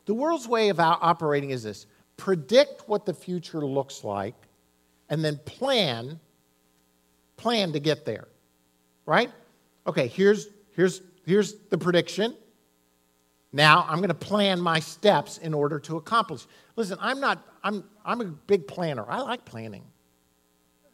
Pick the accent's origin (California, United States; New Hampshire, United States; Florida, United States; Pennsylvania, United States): Florida, United States; Miami; I was raised in Miami